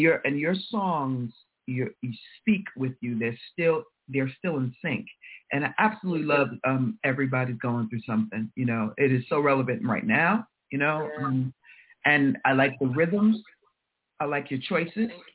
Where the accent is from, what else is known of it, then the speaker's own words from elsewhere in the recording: New York, United States; I'm a New Yorker and Kiss FM is on, you know, definitely on our dials here.